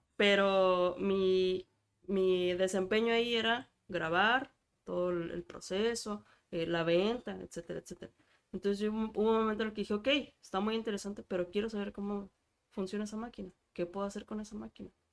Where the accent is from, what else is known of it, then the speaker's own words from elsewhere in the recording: Mexico; en México somos